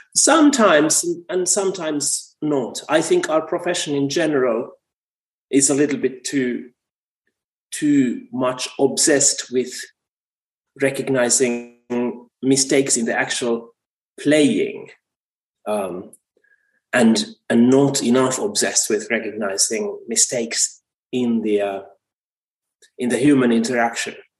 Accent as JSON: {"language": "English", "country": "Finland", "also_born_or_lived": "United States", "said": "my home country"}